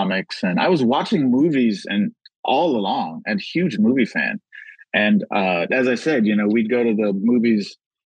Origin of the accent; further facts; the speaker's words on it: Los Angeles, California, United States; I grew up in South Central.